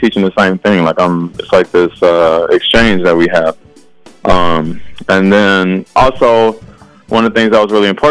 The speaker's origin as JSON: {"language": "English", "town": "Chicago", "region": "Illinois", "country": "United States", "tie": "born or raised there", "moved": "as an adult", "lives_now": "Saint Paul, United States", "said": "Originally I'm from Chicago and, you know, my experience growing up and going to school was very different"}